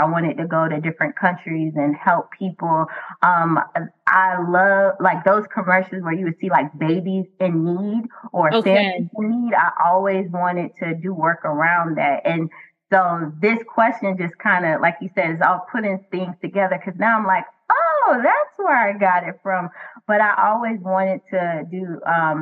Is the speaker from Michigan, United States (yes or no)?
no; Miami, Florida, United States; I am born and raised in the county of Dade, Miami, Florida